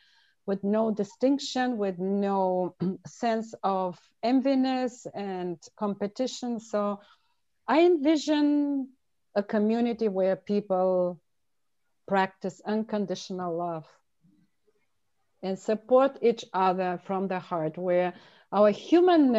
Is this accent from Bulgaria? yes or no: yes; Bulgaria; I grew up in Bulgaria in a small village of 3,000 people